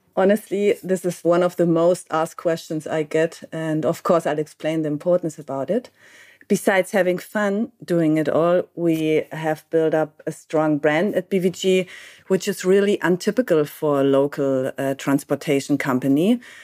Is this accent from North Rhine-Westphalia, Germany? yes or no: no; Heidelberg, Baden-Württemberg, Germany; now in Berlin, Germany; I was born in Heidelberg, but I've been living in Berlin for 23 years now